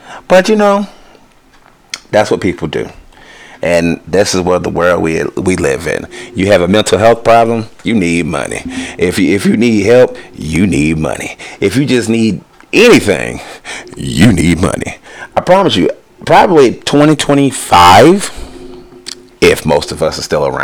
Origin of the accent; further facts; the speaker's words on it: United States; I'm American